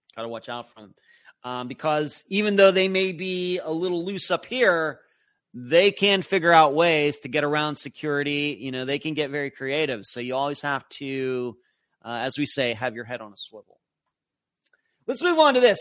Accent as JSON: {"language": "English", "region": "Western Pennsylvania", "country": "United States", "tie": "born or raised there", "said": "growing up in Western Pennsylvania."}